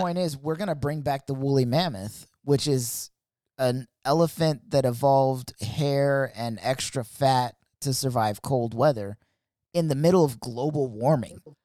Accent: United States; I grew up in America

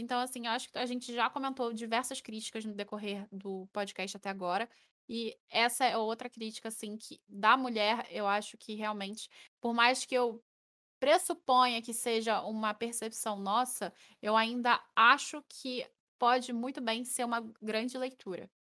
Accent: Rio de Janeiro, Brazil; eu chio todo dia, que eu sou carioca.

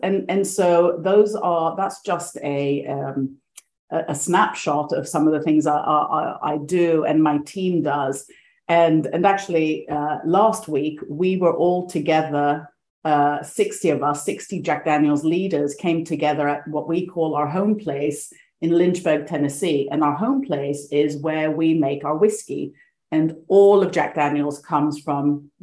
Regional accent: Greece; moved away; also born or lived in Sweden; I was born in Sweden, but grew up most of my life in Greece

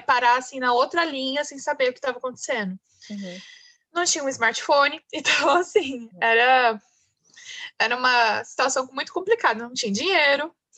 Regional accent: Pindamonhangaba, São Paulo, Brazil; moved away as an adult; now in São Paulo, Brazil; eu sou do interior de São Paulo, sou de Pindamonhangaba, estou em Pindamonhangaba hoje, porque eu estou voltando para minha cidade natal

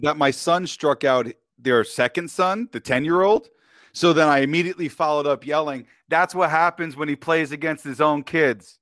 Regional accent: New York, United States; also born or lived in Westchester County, New York; now in Temecula, United States; I'm born and raised in New York, and I'm Italian

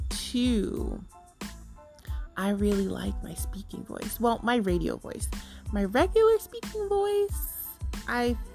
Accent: New York, United States; I am a New Yorker. if you can tell. A lot of people say I don't sound like I'm from New York, but I am a New Yorker.

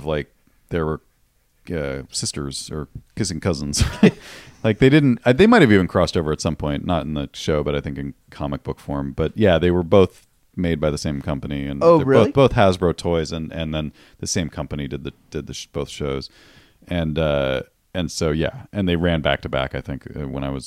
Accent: Western Massachusetts, United States; moved away; I grew up in Western Massachusetts

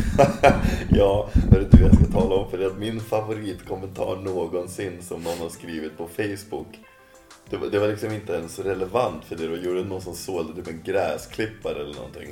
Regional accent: Sweden; jag kommer från Åsbygden

